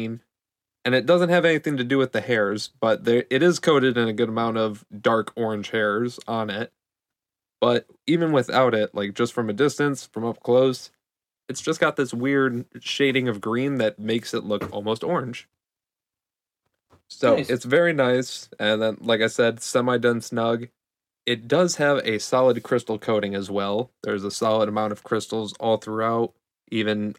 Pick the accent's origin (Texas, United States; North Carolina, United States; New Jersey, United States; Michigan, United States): Michigan, United States; I'm from Michigan.